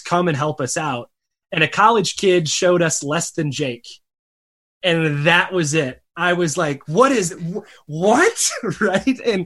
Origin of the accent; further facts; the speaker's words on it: Michigan, United States; now in Arizona, United States; I grew up in a tiny cow town in Michigan, so a rural town